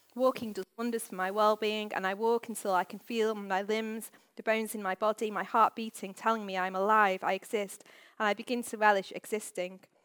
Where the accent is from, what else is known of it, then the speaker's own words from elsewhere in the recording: Manchester, North West England, United Kingdom; The North is my home, having been born and bred in Manchester.